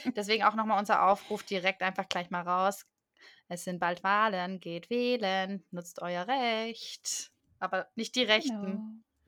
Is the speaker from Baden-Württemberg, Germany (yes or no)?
yes; Swabia, Baden-Württemberg, Germany; moved away; ich bin doch Schwabe